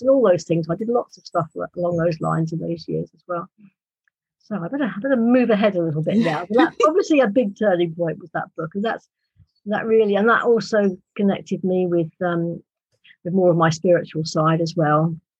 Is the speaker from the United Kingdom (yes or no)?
yes; United Kingdom; accent: British; my British accent